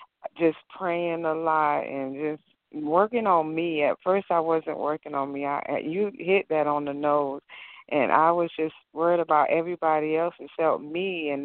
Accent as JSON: {"language": "English", "region": "Florida", "country": "United States", "said": "I'm from Florida."}